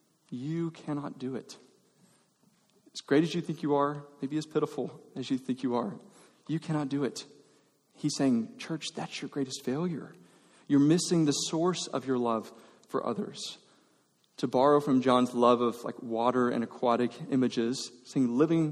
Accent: Georgia, United States; now in Texas, United States; I grew up in Georgia

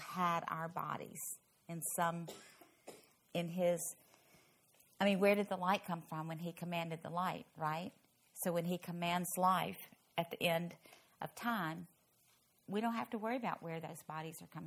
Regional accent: Louisville, Kentucky, United States; now in Fort Worth, United States; my hometown, Louisville

